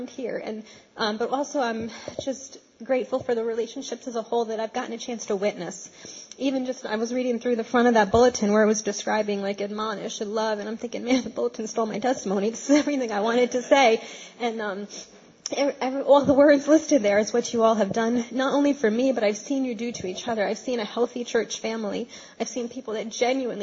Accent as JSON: {"language": "English", "town": "Poughkeepsie", "region": "New York", "country": "United States", "also_born_or_lived": "Brooklyn, New York", "moved": "as an adult", "said": "I'm originally from Poughkeepsie, but I went away to school out of state, and I've lived a couple of different places."}